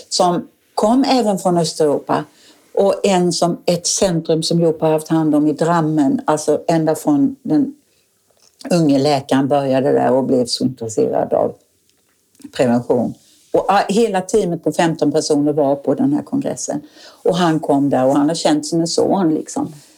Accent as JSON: {"language": "Swedish", "town": "Falkenberg", "region": "Halland County", "country": "Sweden", "also_born_or_lived": "Africa / Åland", "moved": "as an adult", "lives_now": "Oskarshamn, Sweden", "said": "jag kom från Falkenberg"}